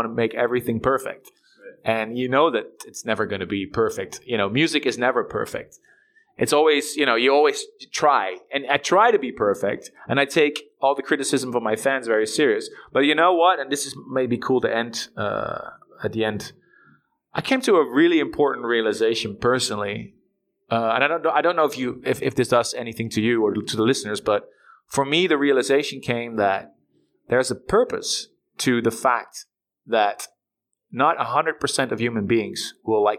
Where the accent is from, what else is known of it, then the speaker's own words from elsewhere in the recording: Netherlands; I'm from Holland